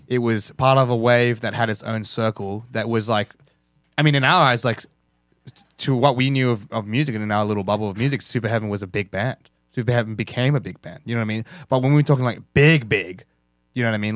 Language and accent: English; Australia; we're fucking Australian.